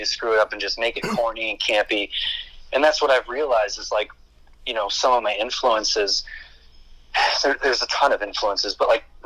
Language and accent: English; Ohio, United States; the location that I grew up in Ohio